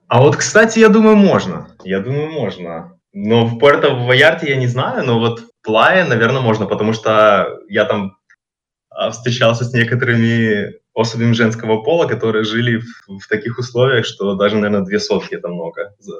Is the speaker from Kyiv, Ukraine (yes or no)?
yes; Kyiv, Ukraine; moved away as an adult; also born or lived in Canada; now in Mexico; Я родился сам в Киеве, прожил всю жизнь в Киеве